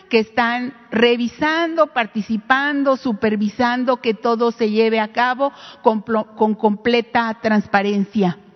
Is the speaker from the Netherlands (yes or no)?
no; Cualac, Guerrero, Mexico; Yo soy de aquí de Colac, originaria.